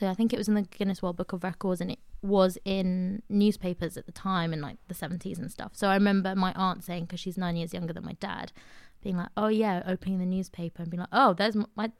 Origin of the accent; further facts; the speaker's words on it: Queen's Park, London, United Kingdom; I grew up in Queen's Park, which is quite far away from church-related community.